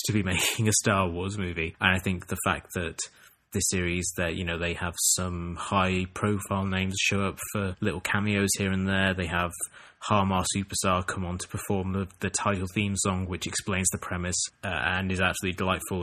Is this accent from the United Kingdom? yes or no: yes; England, United Kingdom; growing up in England